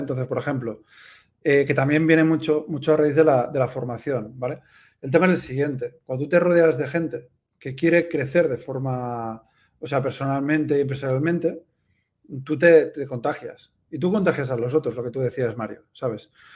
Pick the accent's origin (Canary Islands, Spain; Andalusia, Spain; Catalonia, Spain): Catalonia, Spain; Tarragona; moved away as an adult; also born or lived in United States / Peru / Madrid / Valls; now in Andorra; Yo soy de Tarragona